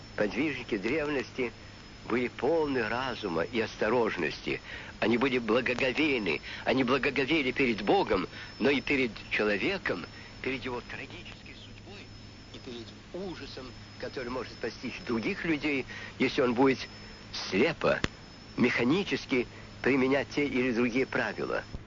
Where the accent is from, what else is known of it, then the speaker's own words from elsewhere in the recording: Russia; у нас на родине